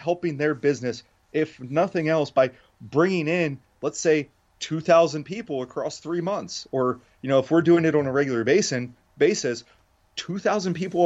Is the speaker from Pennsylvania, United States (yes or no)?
yes; York, Pennsylvania, United States; I grew up in York